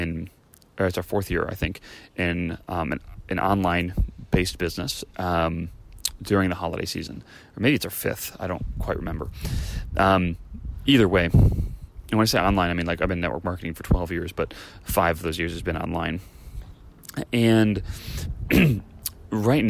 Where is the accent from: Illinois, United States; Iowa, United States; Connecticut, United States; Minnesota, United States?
Illinois, United States; Chicago; now in California, United States; I grew up in Chicago